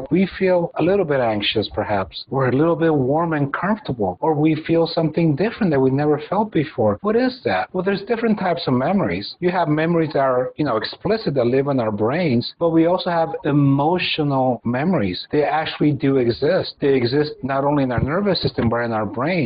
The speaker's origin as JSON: {"language": "English", "country": "Mexico", "said": "I come from Mexico. This is a place where we are very touchy-feely"}